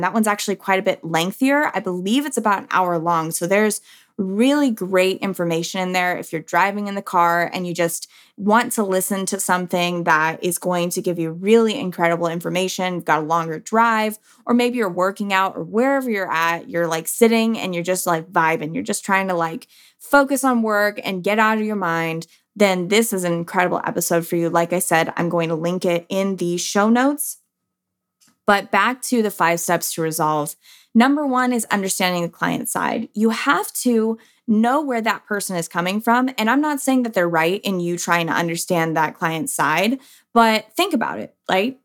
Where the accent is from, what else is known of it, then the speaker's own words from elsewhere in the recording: San Diego, California, United States; now in Texas, United States; I'm a Cali girl. Like, I am from San Diego